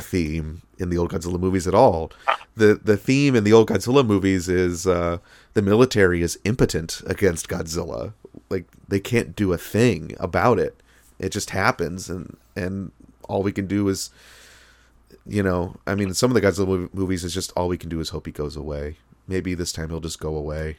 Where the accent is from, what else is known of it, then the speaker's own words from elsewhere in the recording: United States; as an American